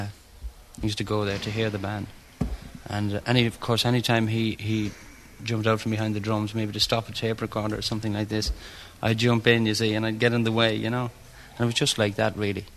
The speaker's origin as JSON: {"language": "English", "town": "Milltown", "region": "County Galway", "country": "Ireland", "said": "I'm from Milltown, County Galway"}